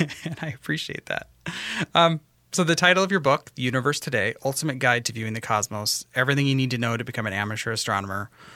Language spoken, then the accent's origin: English; Western Washington, United States; now in Minnesota, United States; I grew up in Western Washington